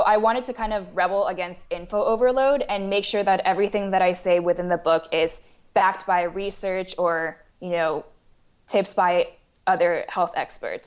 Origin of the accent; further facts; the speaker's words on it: Taiwan; moved away as an adult; also born or lived in St. Louis, United States; I was born and raised in Taiwan, and then I came to the United States for university at Washoe in Saint Louis